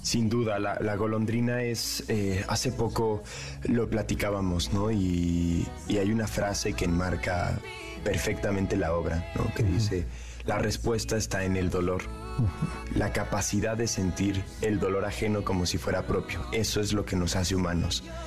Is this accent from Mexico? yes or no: yes; Mexico; en México no tenemos esos, ese tipo